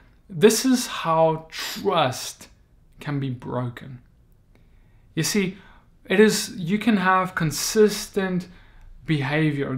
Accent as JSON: {"language": "English", "country": "South Africa", "moved": "as an adult", "lives_now": "United States", "said": "Moved from South Africa, my home country, all the way to the United States"}